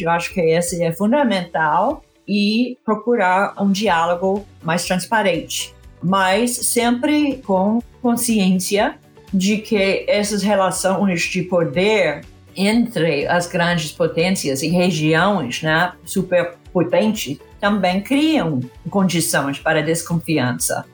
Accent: California, United States; Portuguese is a second language; moved away; Eu fiz para um programa de educação em Califórnia, que é a minha terra

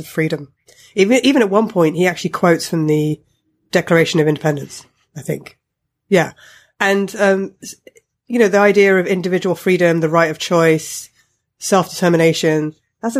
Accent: United Kingdom; I'm British and I have grown up in Britain, I wasn't born in this country

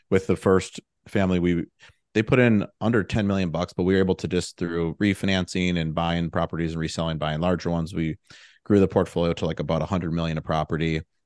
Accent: Milwaukee, Wisconsin, United States; moved away as an adult; also born or lived in Chicago; now in Austin, United States; I'm from the Milwaukee area up in Wisconsin, and, uh, both my, both my parents were teachers there

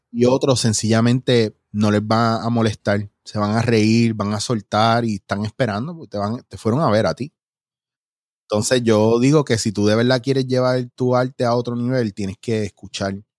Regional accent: Mayagüez, Puerto Rico; also born or lived in New York / Ponce / Cabo Rojo / San Germán; cuando yo vengo de Nueva York, bien chiquitito, yo me crio en Ponce. Y fue cuando entré a primero, primero, segundo grado, que entonces ya estaba en Mayagüez

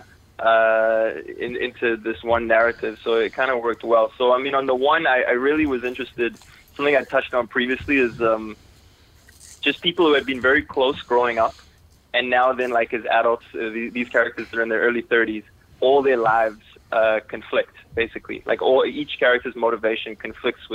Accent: Toronto, Ontario, Canada; also born or lived in South Africa / United States; as a kid, my family, we moved to Toronto, Canada

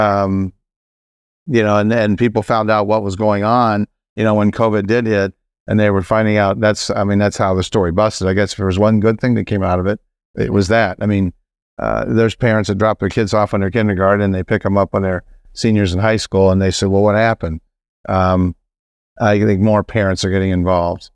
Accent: South Carolina, United States; I'm from South Carolina

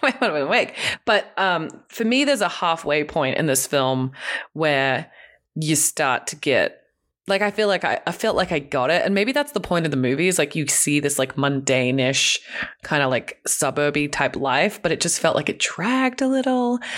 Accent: Hong Kong; moved away; I grew up in Hong Kong in a tiny apartment with two siblings

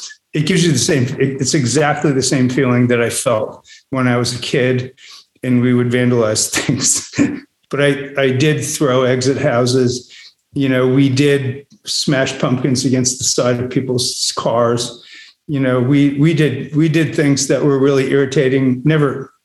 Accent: New England, United States; I grew up in New England, you know, a sort of cold part of America.

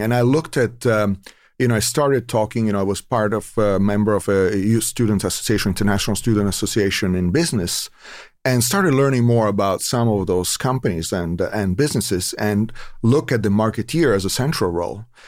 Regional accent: Italy; now in Moraga, United States; I'm from Italy originally

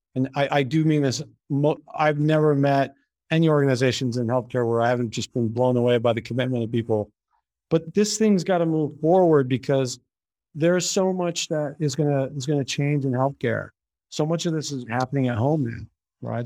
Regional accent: Canada; now in United States; I'm Canadian

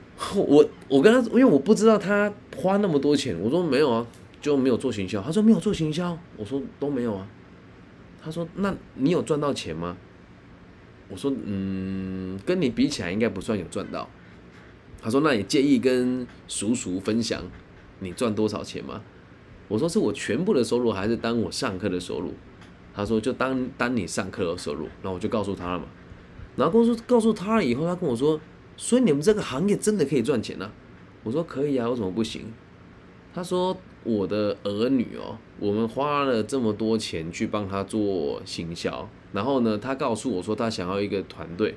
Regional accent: Taiwan; 毕竟咱们就身在台湾嘛

